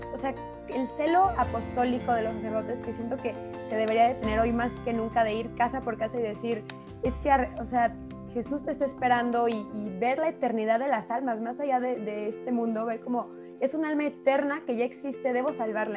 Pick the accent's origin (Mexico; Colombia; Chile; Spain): Mexico; Zamora, Michoacán; yo soy de Zamora